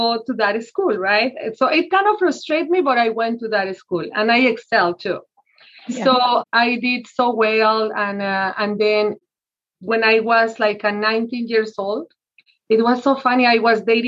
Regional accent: Mexico City, Mexico; moved away as an adult; now in United States; I was born in Mexico City, and I came to this country when I was 20 years old

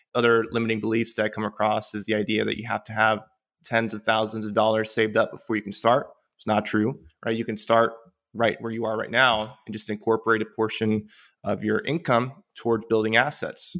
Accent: Polk County, central Florida, United States; also born or lived in Caracas, Venezuela / Puerto Rico; I grew up in, in central Florida, in Polk County

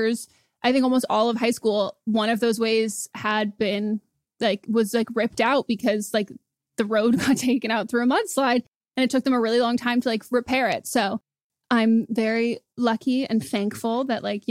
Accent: Marin, California, United States; now in Los Angeles, United States; I grew up near San Francisco. I grew up in Marin

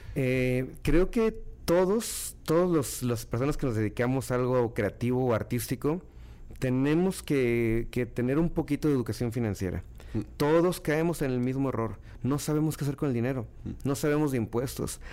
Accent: Guadalajara, Jalisco, Mexico; moved away as an adult; also born or lived in Miami / Monterrey; now in Mexico City, Mexico; Soy un cantante, compositor, productor, arreglista de Guadalajara, Jalisco, que formó su carrera aquí

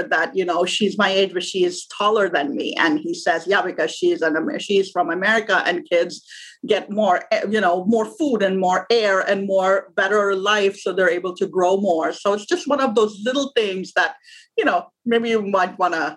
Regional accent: Pakistan; born or raised there; moved away as an adult; now in United States

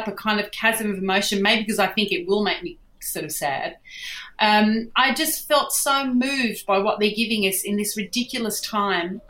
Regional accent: Sydney, New South Wales, Australia; I grew up in Bondi above a restaurant

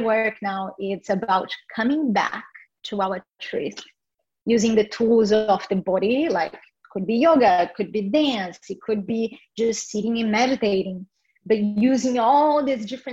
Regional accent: Brazil; I was born in Brazil

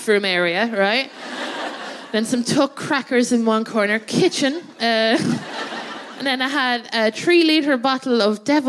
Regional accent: Athlone, Leinster, Ireland; moved away as an adult; now in London, United Kingdom; my hometown

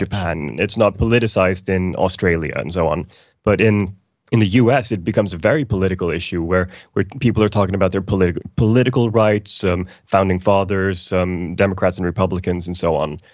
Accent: Iceland; now in Sweden; I'm from Iceland originally

